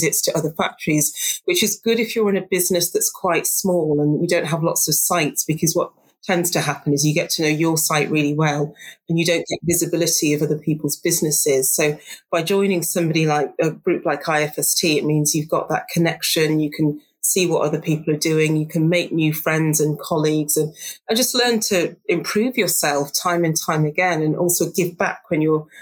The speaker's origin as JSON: {"language": "English", "town": "Darlington", "region": "North East England", "country": "United Kingdom", "tie": "born or raised there", "said": "I grew up in Darlington. So it's just on the border of North Yorkshire. It's at the bottom end of County Durham"}